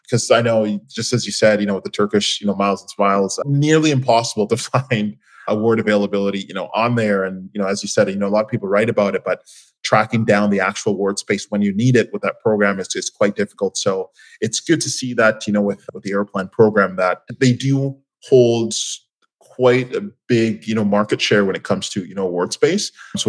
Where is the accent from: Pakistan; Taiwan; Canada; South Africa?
Canada; Coming from, you know, being a Canadian, to begin with, we don't have many options as just, you know, Canadian carriers.